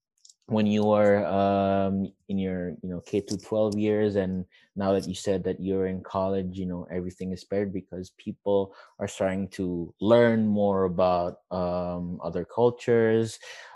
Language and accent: English; Indonesia; and then you would have to answer, I'm from Indonesia, and like, you know, that's a conversation started